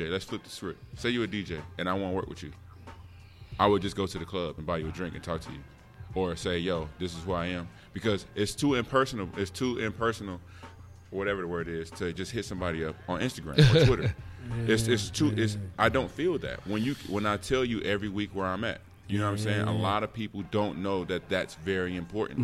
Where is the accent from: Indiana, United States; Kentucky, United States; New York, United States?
Indiana, United States; Gary; My mama had me at 14. I'm from Gary, Indiana